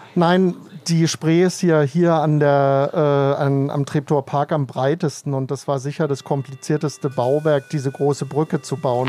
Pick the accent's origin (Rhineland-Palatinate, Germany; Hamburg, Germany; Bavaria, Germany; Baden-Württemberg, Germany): Baden-Württemberg, Germany; Baden-Baden; now in Berlin, Germany; ich komme aus Baden-Baden